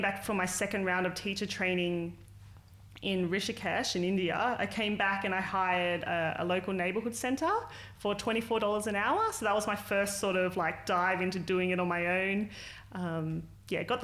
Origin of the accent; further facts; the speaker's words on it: Sydney, New South Wales, Australia; I grew up in Western Sydney